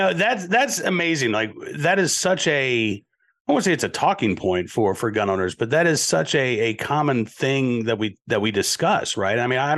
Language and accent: English; Oklahoma, United States; also born or lived in Massachusetts; Because, I was actually born in Massachusetts. I didn't grow up there. I grew up in Oklahoma, but I was born in Massachusetts.